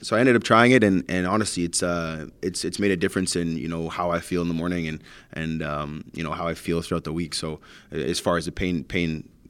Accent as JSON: {"language": "English", "country": "Canada", "said": "the hurdles as being a Canadian junior player, but also the personal struggles that I've been through with my family, my upbringing"}